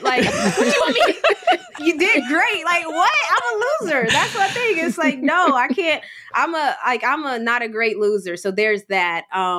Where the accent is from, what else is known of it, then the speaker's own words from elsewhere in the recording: West Virginia, United States; It's so close to home. I'm, you know, we're from West Virginia.